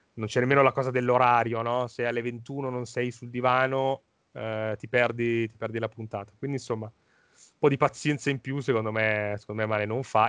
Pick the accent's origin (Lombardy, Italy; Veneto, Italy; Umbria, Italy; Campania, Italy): Lombardy, Italy; da Lombardo